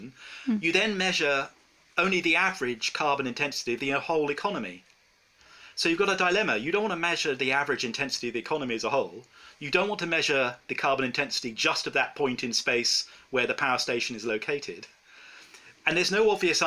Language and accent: English; England, United Kingdom; I'm from England